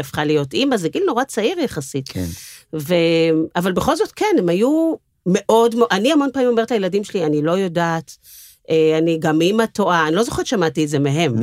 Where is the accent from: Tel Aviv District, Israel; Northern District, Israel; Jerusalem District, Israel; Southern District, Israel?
Tel Aviv District, Israel; Tel Aviv; אני דור uh, שלישי, יש מחלוקת אם זה שלישי או רביעי בתל אביב